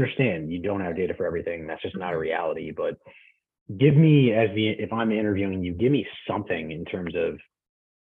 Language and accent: English; East Coast, United States; moved away as an adult; now in West Coast, United States; I grew up on the East Coast and I moved out to the West Coast 8 years ago to work at Amazon.